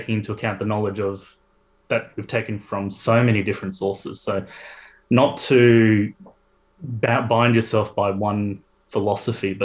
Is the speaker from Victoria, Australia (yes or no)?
yes; Melbourne, Victoria, Australia; moved away as an adult; also born or lived in Adelaide; now in Sydney, Australia; I'm from Melbourne originally